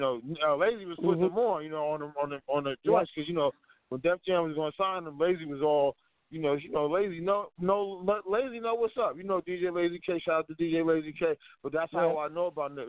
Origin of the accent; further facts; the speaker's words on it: New Jersey, United States; moved away; also born or lived in Tacoma; I'm from Jersey